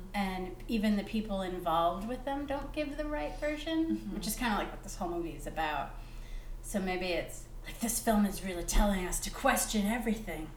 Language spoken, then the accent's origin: English; Chicago, Illinois, United States; I'm from Chicago or the States